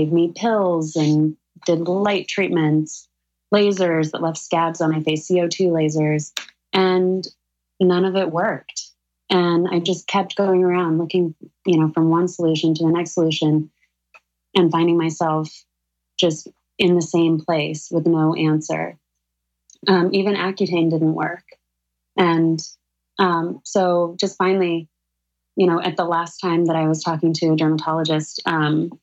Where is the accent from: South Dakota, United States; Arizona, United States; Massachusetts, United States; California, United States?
Arizona, United States; Sedona; now in New York City, United States; Danielle and I grew up together in Sedona, Arizona.